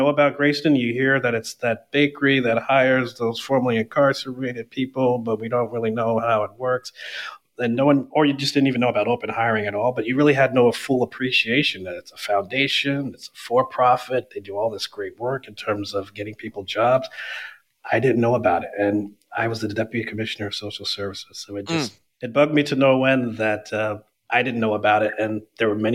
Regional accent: Burlington, New Jersey, United States; moved away as an adult; also born or lived in Westchester County, New York; now in New York, United States; I grew up in Burlington, New Jersey, southern New Jersey, right outside of Philadelphia

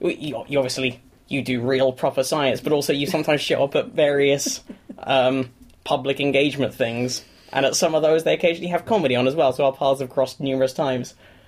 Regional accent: United Kingdom; now in United States; Because I live in America now, and to the Americans, I'm very British. But then when I come home

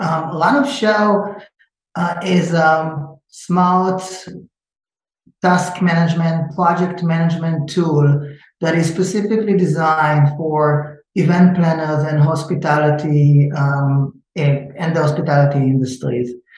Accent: Israel; moved away as an adult; now in United States; I'm originally from Israel, but I live in the state for 20 something years, but I still didn't lose the accent.

